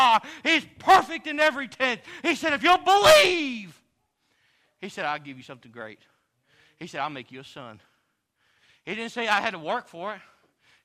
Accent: Texas, United States; I'm from Texas

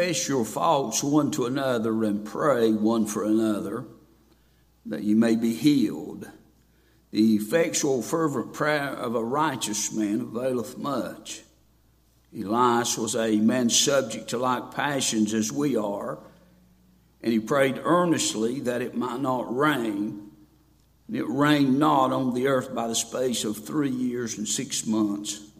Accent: Boone, North Carolina, United States; I'm from Boone, North Carolina.

